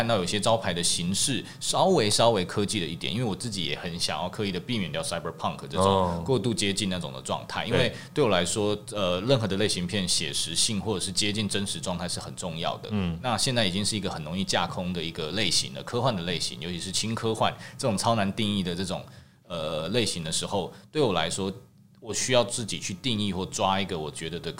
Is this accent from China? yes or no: no; Taiwan; 就是我们台湾人的美感会不会其实还是往哪个方向去？